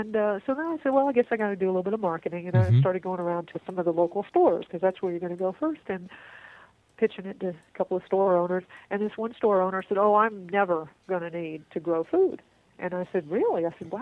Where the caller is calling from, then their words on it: Texas, United States; and of course I'm calling you from Texas, and we are famous for not having any water here